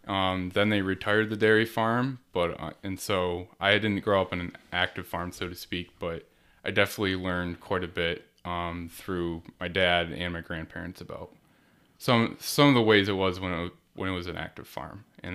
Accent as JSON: {"language": "English", "town": "Wyoming", "region": "New York", "country": "United States", "said": "I am from Wyoming, New York, and kind of the northeastern part of Wyoming County."}